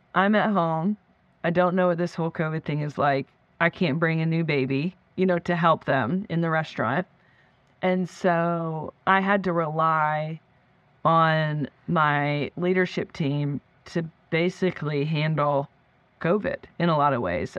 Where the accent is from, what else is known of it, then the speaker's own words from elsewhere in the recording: Florida, United States; also born or lived in Canada; we moved actually from Canada to Florida when I was in third grade.